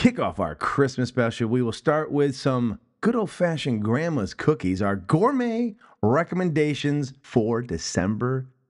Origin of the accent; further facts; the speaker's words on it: United States; I'm an American.